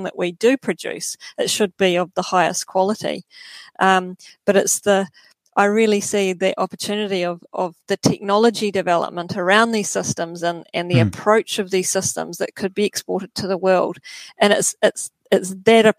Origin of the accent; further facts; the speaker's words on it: Nelson, New Zealand; I've born and bred in Nelson, lived here all my life